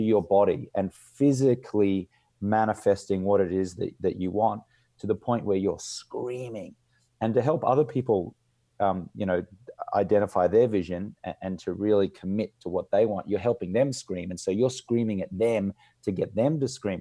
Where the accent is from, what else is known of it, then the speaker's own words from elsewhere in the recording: Australia; I grew up in Australia, in an Australian manly culture